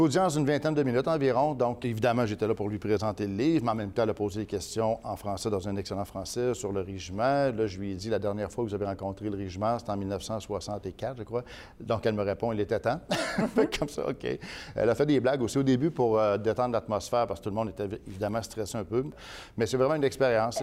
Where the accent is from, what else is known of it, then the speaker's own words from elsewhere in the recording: Quebec City, Quebec, Canada; also born or lived in Granby, Quebec; je suis né à Granby en 69, mais on est déménagé lorsque j'étais petit à Québec